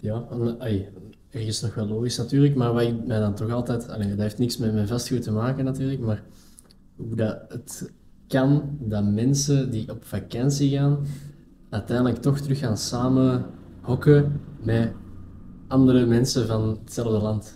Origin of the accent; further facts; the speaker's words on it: Belgium; wij als Belgen